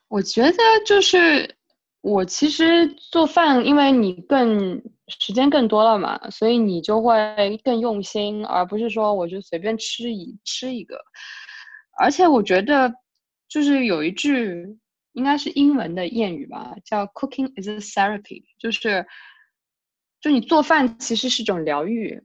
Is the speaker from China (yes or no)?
yes; southern China, China; moved away; 我是个南方人